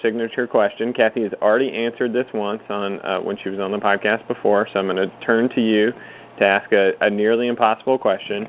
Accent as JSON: {"language": "English", "region": "South Carolina", "country": "United States", "tie": "born or raised there", "said": "I'm from South Carolina, grew up down here"}